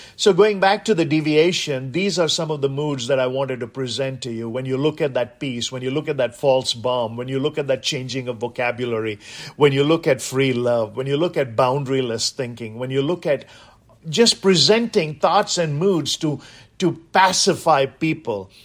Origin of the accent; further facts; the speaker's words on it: India; now in United States; growing up in India